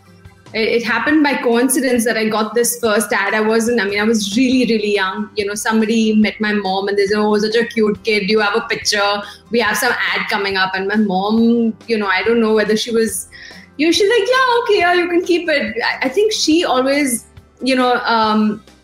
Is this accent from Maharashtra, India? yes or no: yes; Mumbai, Maharashtra, India; moved away as an adult; now in Perth, Australia; Born and bred in Mumbai